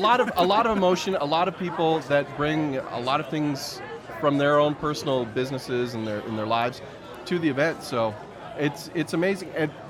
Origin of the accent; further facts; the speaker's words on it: Canada; for me as a Canadian